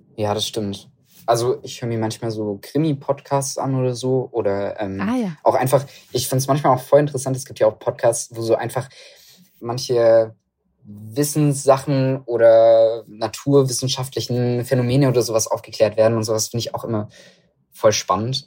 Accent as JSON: {"language": "German", "town": "Stuttgart", "region": "Baden-Württemberg", "country": "Germany", "also_born_or_lived": "Reutlingen", "said": "ich komme ja aus Stuttgart, die Ecke."}